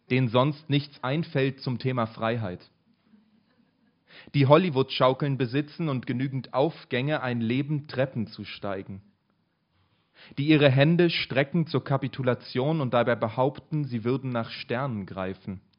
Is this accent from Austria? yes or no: no; Berlin, Germany; ah, ich komme aus Berlin, ne?